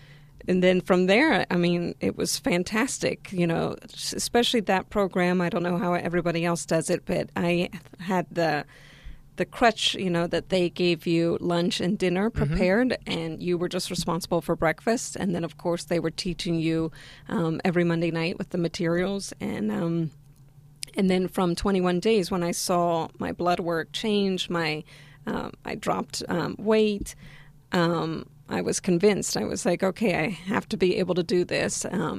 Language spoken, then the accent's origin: English; Argentina; now in United States; Well, so I'm originally from Argentina, and Argentina is known for meat-based diet.